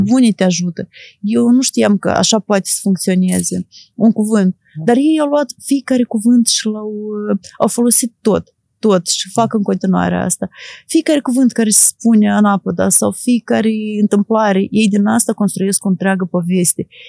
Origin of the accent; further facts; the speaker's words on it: Moldova; eu sunt jurnalist din Moldova